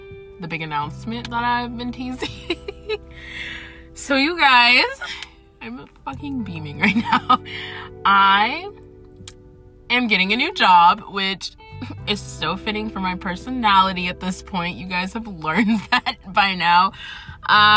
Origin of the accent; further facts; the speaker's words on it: Atlanta, Georgia, United States; I am essentially from Atlanta. I live in Atlanta.